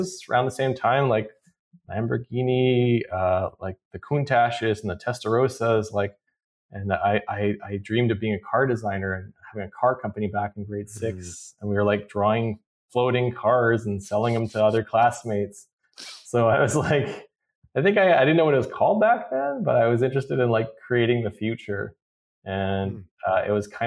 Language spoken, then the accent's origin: English; Vancouver, British Columbia, Canada; also born or lived in Iran; I grew up in Vancouver. We were recently moved from Iran to Vancouver back in 78.